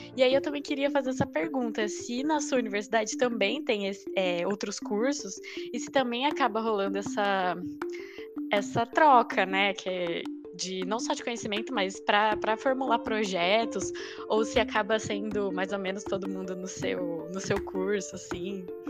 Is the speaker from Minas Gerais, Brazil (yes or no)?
no; Ribeirão Preto, São Paulo, Brazil; moved away as an adult; eu sou de Ribeirão Preto